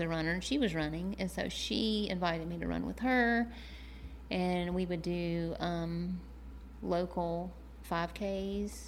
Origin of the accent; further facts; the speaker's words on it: Macon, Georgia, United States; also born or lived in Athens, Georgia; I'm from Macon, Georgia